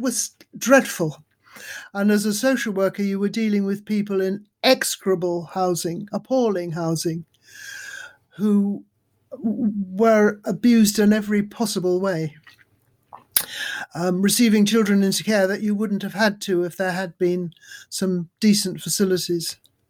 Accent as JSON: {"language": "English", "town": "Darjeeling", "region": "West Bengal", "country": "India", "tie": "born there", "said": "I was born in Darjeeling in India, my parents having met in Calcutta, where they were both in the British Army for the Burma campaign."}